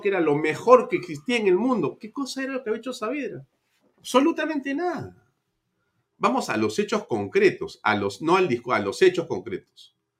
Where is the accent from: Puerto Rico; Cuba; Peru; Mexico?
Peru